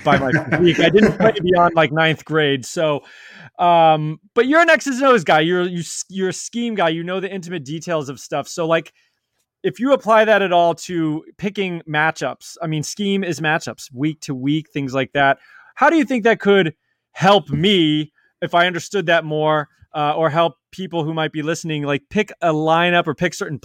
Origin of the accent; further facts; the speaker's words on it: the South, United States; me growing up in the South as well